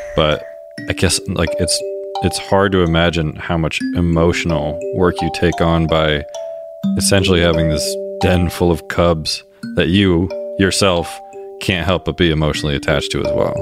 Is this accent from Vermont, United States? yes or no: yes; Mount Holly, Vermont, United States; my hometown, Mount Holly, Vermont